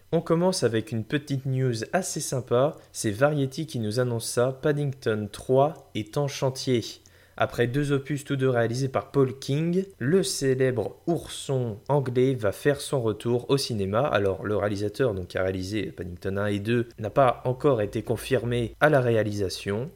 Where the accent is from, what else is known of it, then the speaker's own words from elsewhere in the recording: France; chez nous en France